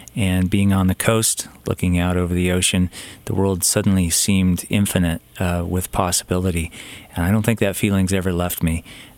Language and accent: English; Southern California, United States; I was 8 or 9 growing up in Southern California